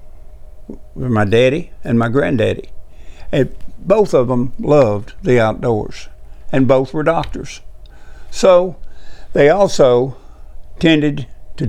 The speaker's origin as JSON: {"language": "English", "region": "Tennessee", "country": "United States", "tie": "born or raised there", "said": "my home state"}